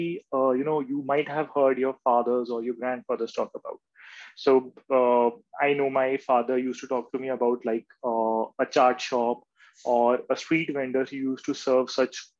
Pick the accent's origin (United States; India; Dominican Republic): India; Being an Indian